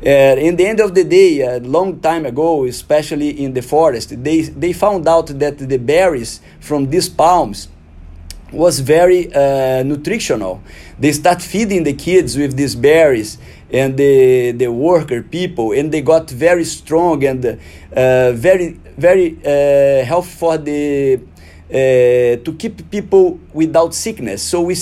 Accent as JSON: {"language": "English", "country": "Brazil", "tie": "born or raised there", "first_language": "Portuguese", "second_language": "English", "moved": "as an adult", "lives_now": "United States", "said": "I'm Brazilian, so I'm gonna do my best here. So my main language is Portuguese. Yes, I grew up in Brazil. Moved to U.S. 15 years ago."}